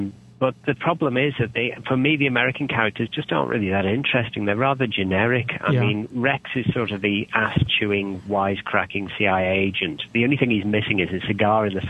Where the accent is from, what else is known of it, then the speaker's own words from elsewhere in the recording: United Kingdom; I'm British